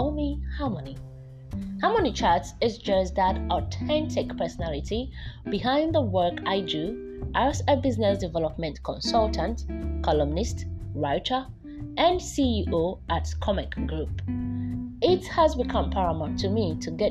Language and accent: English; Volta, Ghana; I'm from the Volta region of Ghana